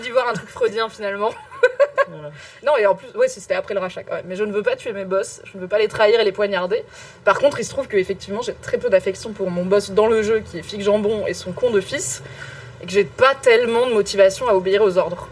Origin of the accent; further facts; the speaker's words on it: Morocco; moi, je suis marocaine